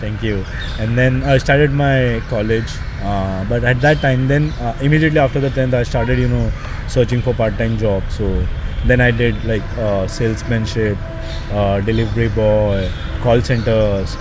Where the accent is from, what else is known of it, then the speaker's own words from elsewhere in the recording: Mumbai, Maharashtra, India; I I born and brought up in Dharavi, and uh, my parents are also from here.